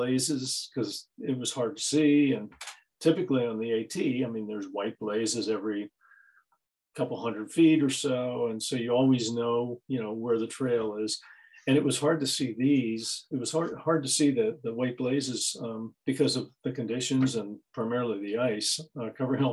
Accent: Pittsburgh, Pennsylvania, United States; I was from Pittsburgh, I'm a retired geologist

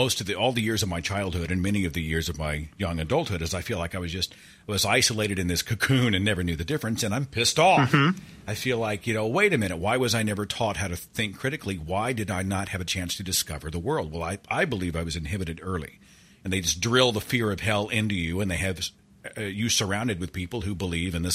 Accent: Oklahoma, United States; I'm a product of Protestant Christianity in Oklahoma, which is my home state. And we have about two Catholics here

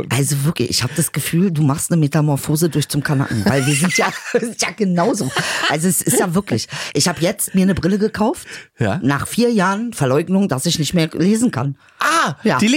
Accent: Germany; für mich als Deutscher ist einfach wichtig, dass ich keine Spargelintoleranz habe.

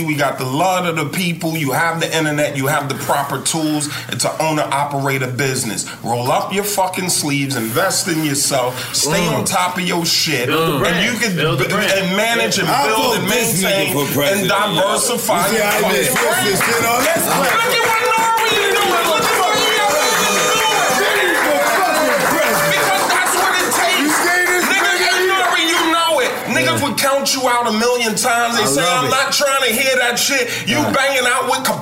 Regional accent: New Jersey, United States; We're from Jersey.

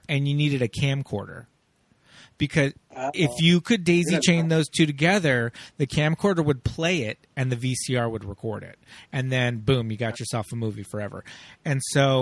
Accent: Los Angeles, California, United States; I grew up in Los Angeles

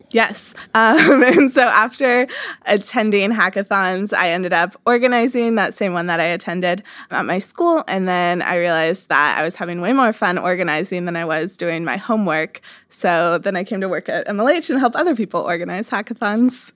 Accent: Kansas, United States; I grew up in Kansas, not a huge tech scene there

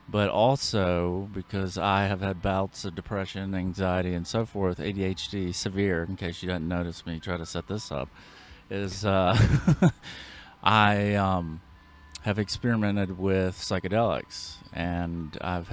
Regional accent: Savannah, Georgia, United States; my home state

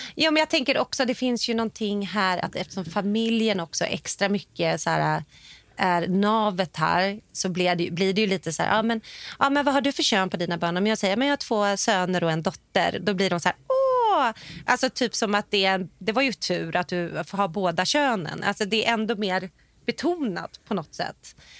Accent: Sweden; also born or lived in Hollywood; now in Los Angeles, United States; hemma i Sverige

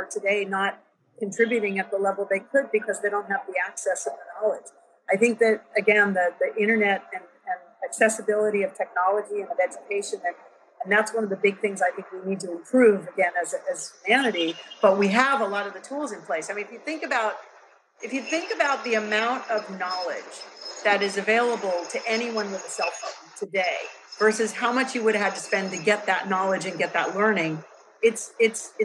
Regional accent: Silicon Valley, California, United States; I was born in Silicon Valley in 1958

